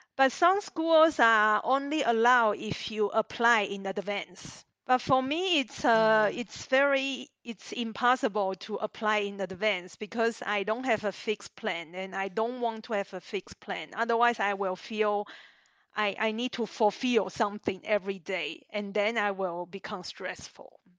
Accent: Zhongli, Taoyuan, Taiwan; moved away as an adult; also born or lived in Australia; now in Switzerland; I'm from Taiwan, uh, north of Taiwan, uh, a city called Zhongli.

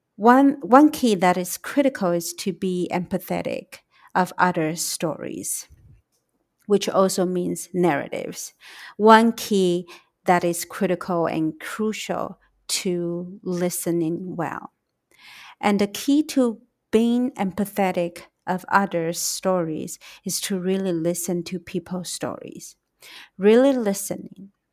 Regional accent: Taiwan; also born or lived in United States; I am from Taiwan

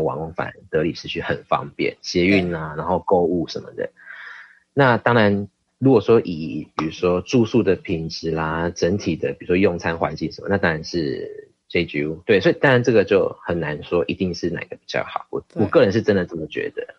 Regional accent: Kaohsiung, Taiwan; moved away as an adult; also born or lived in Philippines / India; 我刚好是在凤山，所以，呃，高雄人

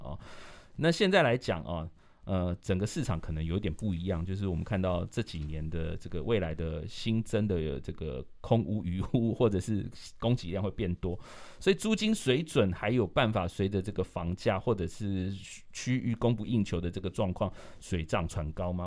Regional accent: Taipei, Taiwan; 我是在南港出生

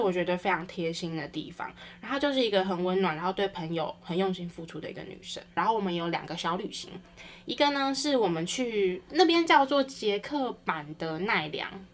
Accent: Taichung, Taiwan; 因为我是台中人嘛

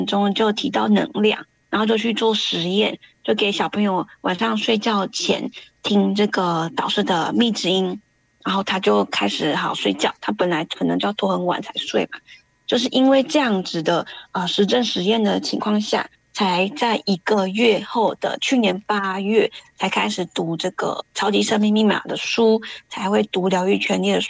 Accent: Taiwan; now in Sydney, Australia; 我是来自澳洲雪梨的 … ，那我是从台湾移民到澳洲。

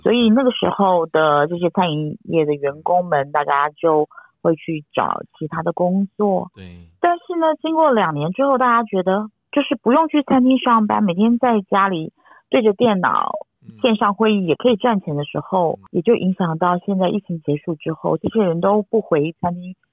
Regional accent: Taiwan; 我们台湾人太喜欢干杯了

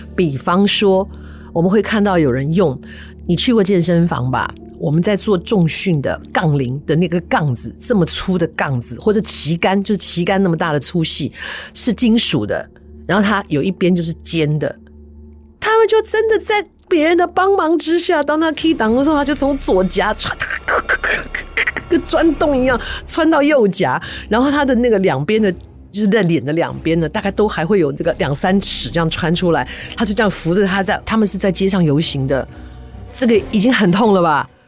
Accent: Taipei, Taiwan; 因为我小时候住在台北松山区，松山那一带

